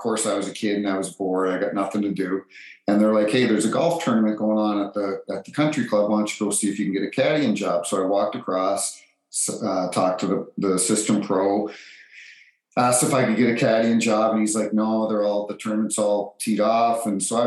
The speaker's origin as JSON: {"language": "English", "region": "New Brunswick", "country": "Canada", "tie": "born or raised there", "also_born_or_lived": "Toronto, Ontario", "said": "I was born in Toronto and was put up for adoption, and a few months later was adopted. The family then moved to New Brunswick and grew up"}